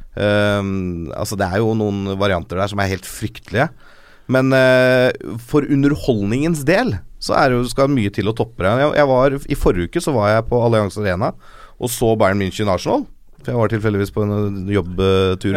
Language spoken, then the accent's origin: Norwegian; Norway; jeg er en norsk Liverpool-supporter